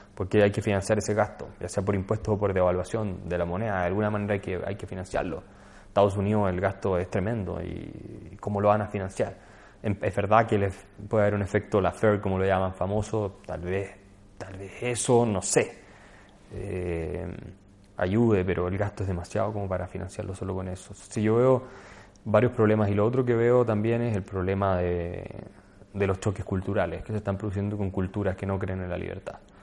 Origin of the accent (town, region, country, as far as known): Chile